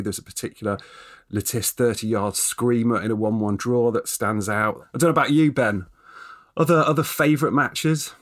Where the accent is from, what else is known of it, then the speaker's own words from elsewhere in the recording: Nottingham, East Midlands, United Kingdom; also born or lived in Derby; now in Scotland, United Kingdom; I was born in Derby, brought up in Nottingham